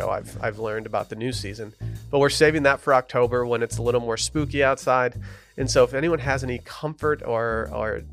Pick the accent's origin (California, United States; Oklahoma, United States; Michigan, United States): Michigan, United States; Harbor Springs; moved away as an adult; now in Texas, United States; my hometown of Harbor Springs